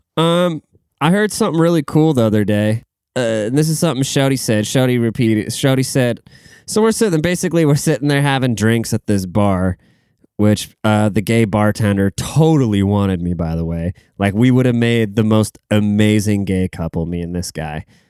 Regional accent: Seattle, Washington, United States; I'm from the Seattle area

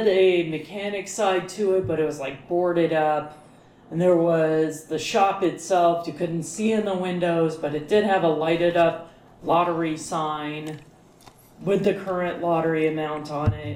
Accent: Colorado, United States; we're from Colorado

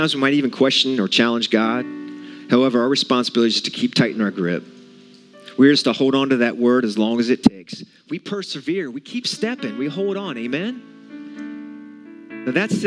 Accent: West Virginia, United States; I'm from West Virginia

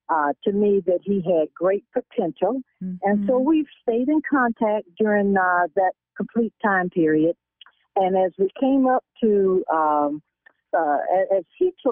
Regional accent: South Carolina, United States; moved away; my hometown in South Carolina.

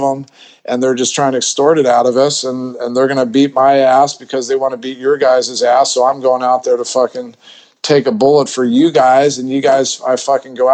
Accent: Colorado, United States; also born or lived in Los Angeles / Philadelphia area; now in Bangkok, Thailand; I grew up in in Colorado

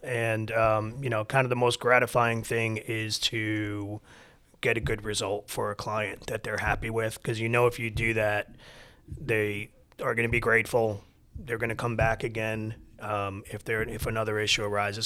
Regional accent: New York, United States; moved away as an adult; also born or lived in Michigan; now in Atlanta, United States; I'm born and raised in New York

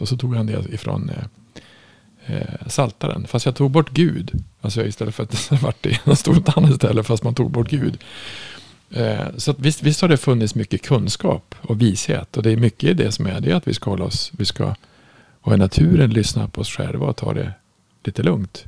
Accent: Norrland, Sweden; jag kommer från Norrland

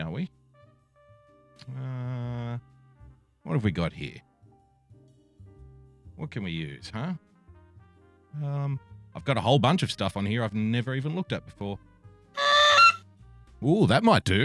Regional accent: New South Wales, Australia; in my home state, the great state of New South Wales, here in Down Under

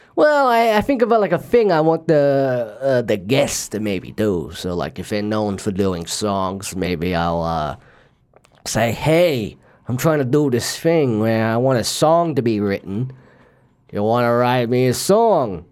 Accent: Australia; I was born and raised here in Australia

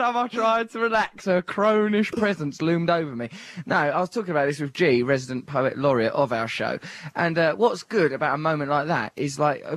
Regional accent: Essex, East of England, United Kingdom; I'm from Essex.

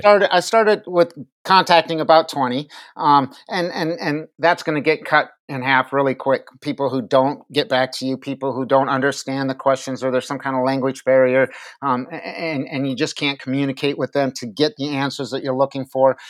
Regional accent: Minneapolis, Minnesota, United States; moved away as an adult; now in Virginia, United States; born in Minneapolis, raised there, joined the military

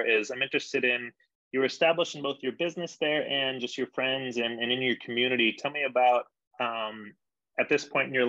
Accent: San Diego, California, United States; now in Denver, United States; I grew up in San Diego

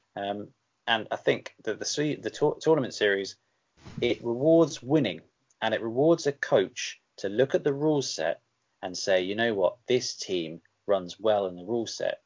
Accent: England, United Kingdom; am I still an Englander

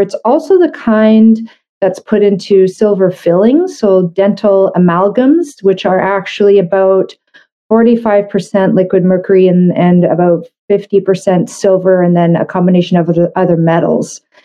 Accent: Canada; I'm a Canadian medical doctor

